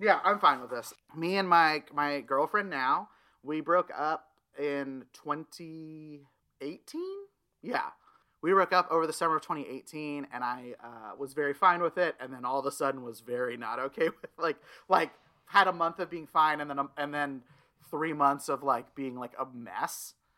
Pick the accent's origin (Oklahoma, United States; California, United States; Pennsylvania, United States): Oklahoma, United States; Tulsa; moved away as an adult; also born or lived in Stillwater, Oklahoma / Jacksonville, Florida; now in Los Angeles, United States; Tulsa is the city I was raised